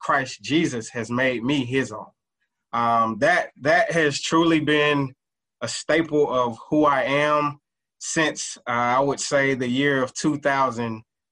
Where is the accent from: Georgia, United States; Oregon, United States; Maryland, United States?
Georgia, United States; College Park; I'm originally from Atlanta, Georgia, better known as, I would say, College Park, Georgia, actually. Grew up in a household